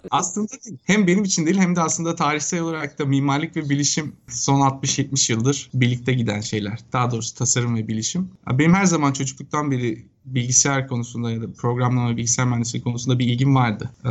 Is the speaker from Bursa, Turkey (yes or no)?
yes; Bursa, Turkey; moved away as an adult; also born or lived in Istanbul; now in United States; Ben aslen Bursalıyım.